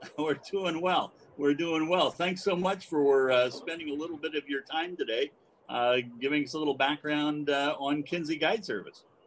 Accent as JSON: {"language": "English", "region": "Oregon", "country": "United States", "tie": "born or raised there", "said": "growing up in Oregon"}